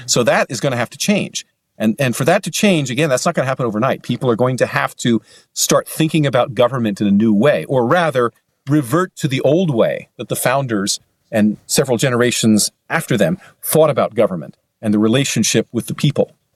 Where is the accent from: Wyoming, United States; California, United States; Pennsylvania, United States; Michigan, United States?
Pennsylvania, United States; now in Wisconsin, United States; Pennsylvania, which is actually my home state. although I now live in Wisconsin